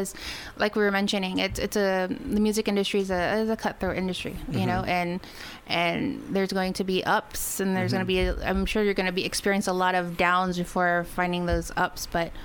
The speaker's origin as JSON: {"language": "English", "country": "Guam", "said": "where we're from Guam"}